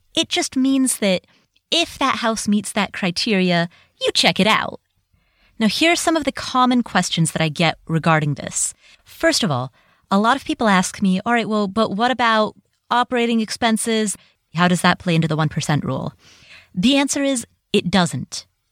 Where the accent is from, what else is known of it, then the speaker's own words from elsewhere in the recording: Cincinnati, Ohio, United States; moved away; I grew up in Cincinnati, Ohio